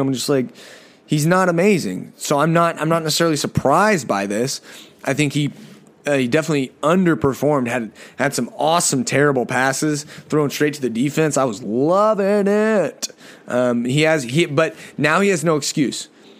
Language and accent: English; New York, United States; I'm from New York, and I love New York, but the Giants are just absolutely awful. They don't represent what New York is about.